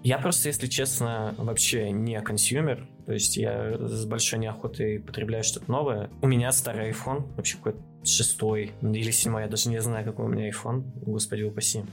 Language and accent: Russian; Chelyabinsk, Chelyabinsk Oblast, Russia; я как челябинец